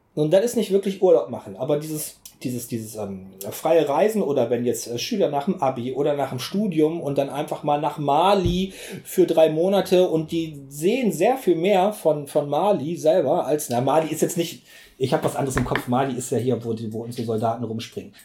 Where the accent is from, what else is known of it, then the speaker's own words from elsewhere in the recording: Essen, North Rhine-Westphalia, Germany; now in Bergisches Land, Germany; ich bin in Essen geboren